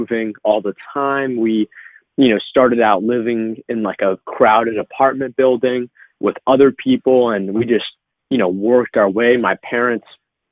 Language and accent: English; Boston, Massachusetts, United States; I was born in 1997 in Boston on the East Coast of the United States